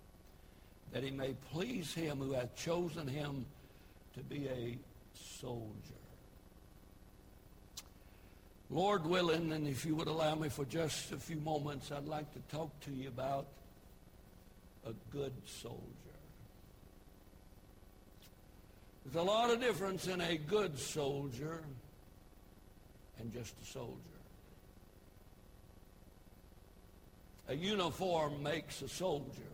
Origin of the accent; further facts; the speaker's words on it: United States; I'm an American